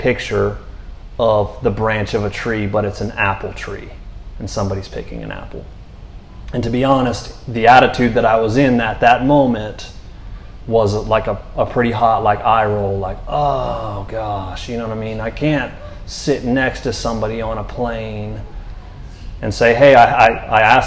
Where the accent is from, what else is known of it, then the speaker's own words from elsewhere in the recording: Orlando, Florida, United States; moved away; also born or lived in North Carolina / Texas; I'm from Florida